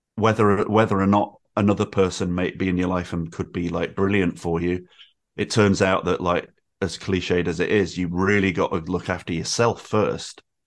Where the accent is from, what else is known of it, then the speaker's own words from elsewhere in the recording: Manchester, North West England, United Kingdom; moved away as an adult; now in Brighton, United Kingdom; I grew up in Manchester in the nineties